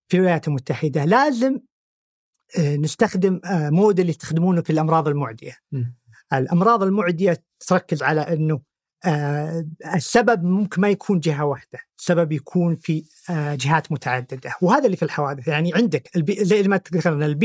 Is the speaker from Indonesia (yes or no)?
no; Saudi Arabia